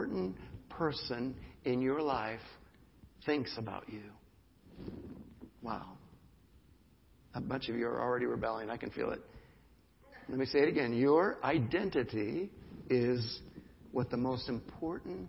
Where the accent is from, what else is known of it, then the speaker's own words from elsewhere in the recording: United States; the privilege of being an American